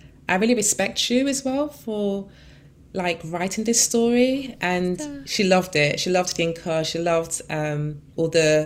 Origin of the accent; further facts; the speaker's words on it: London, United Kingdom; I grew up in Peckham for the first, 13 years of my life.